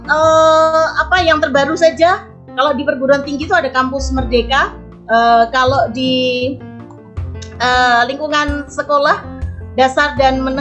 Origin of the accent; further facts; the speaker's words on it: Kudus, Central Java, Indonesia; saya dari Kudus yang sekarang sedang viral di uh, dunia uh, dan akhirat ya